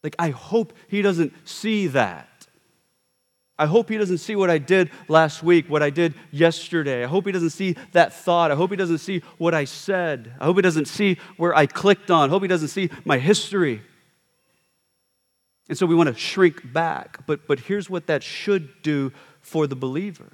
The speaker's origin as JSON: {"language": "English", "country": "United States", "said": "we as an American culture, we don't really reverence our elders"}